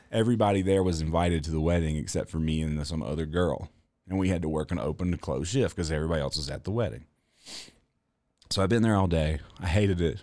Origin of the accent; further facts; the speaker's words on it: the South, United States; I'm from the South.